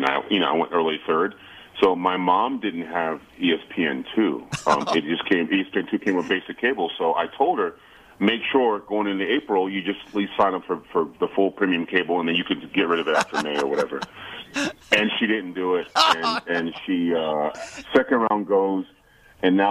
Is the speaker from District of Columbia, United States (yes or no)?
yes; Washington, District of Columbia, United States; I grew up in Washington, D.C.